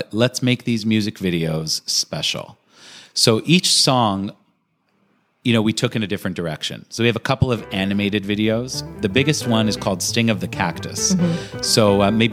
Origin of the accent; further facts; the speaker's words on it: Toronto, Ontario, Canada; here in Toronto, I love what I do, but it is my local. It's my hometown